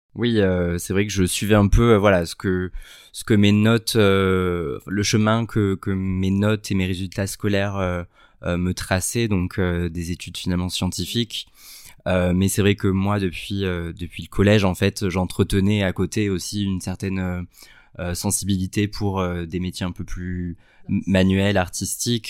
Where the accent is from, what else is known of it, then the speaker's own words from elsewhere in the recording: Sète, Occitania, France; j'ai grandi à Sète, qui est une ville, une petite ville dans le sud